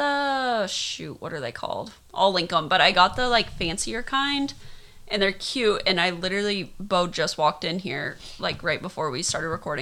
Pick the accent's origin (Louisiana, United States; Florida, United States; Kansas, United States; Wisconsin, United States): Kansas, United States; moved away; I'm from Kansas.